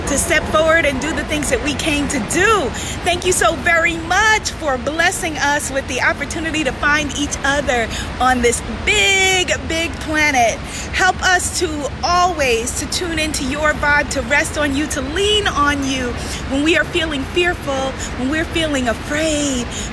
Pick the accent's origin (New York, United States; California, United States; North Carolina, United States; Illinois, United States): New York, United States; I am from New York